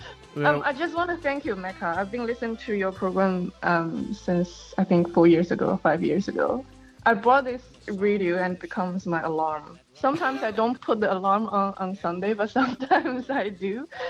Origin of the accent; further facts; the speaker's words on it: China; moved away as an adult; China. So I moved here in 2014 as an international student.